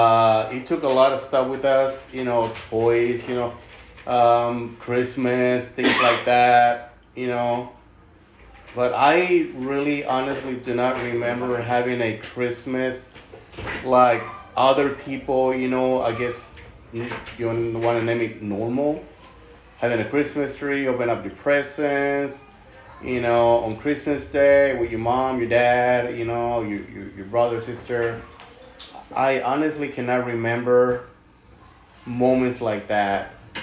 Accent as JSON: {"language": "English", "country": "Mexico", "tie": "born or raised there", "said": "Most of the time he lived in the U.S. and my mother and my two other siblings, we grew up in Mexico."}